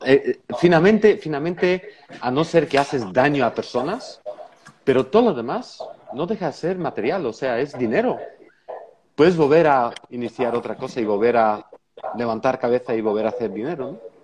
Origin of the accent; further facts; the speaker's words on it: Belgium; moved away; en mi país también, en Bélgica igualmente